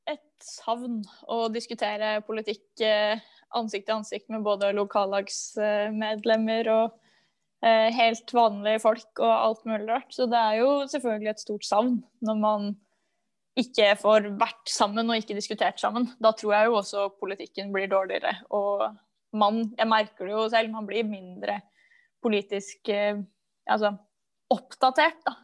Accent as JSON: {"language": "Norwegian", "town": "Drammen", "region": "Buskerud", "country": "Norway", "tie": "born or raised there", "said": "Jeg er 29 år eh, gammel, eh, og jeg kommer fra Drammen. Jeg kommer eh, fra et sted litt utafor Drammen, som eh, det er i Drammen kommune, men det heter Mæren. Eh, og det ligger da i eh, skauer."}